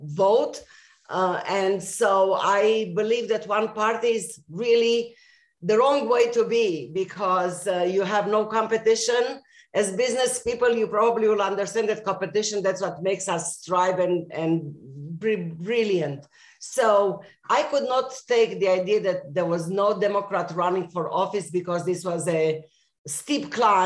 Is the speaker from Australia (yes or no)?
no; Romania; also born or lived in Israel / Austin, Texas / Middletown, Connecticut; now in Tucson, United States; I was born in Romania, and for a while my family fled the communist regime there